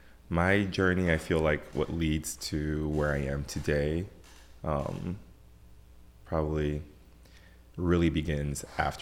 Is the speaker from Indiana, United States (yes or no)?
no; Silver Spring, Maryland, United States; also born or lived in Ivory Coast; So, at the age of 6, moved to the United States, in DC, Maryland, Silver Spring to be more exact. Maryland has been home, for a very, very, very long time. Went to elementary school there, went to a French international school up until, 8th grade.